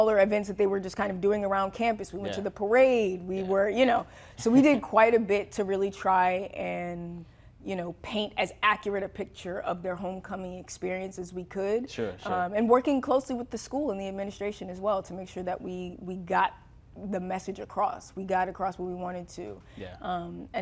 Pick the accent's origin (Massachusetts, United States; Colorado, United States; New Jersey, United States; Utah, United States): New Jersey, United States; We're both from New Jersey